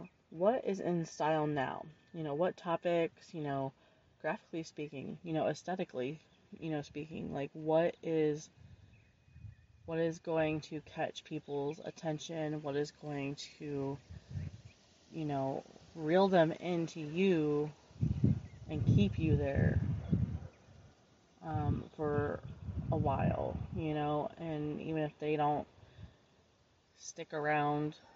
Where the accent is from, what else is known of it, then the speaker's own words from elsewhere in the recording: Florida, United States; my home state and town, basically in Florida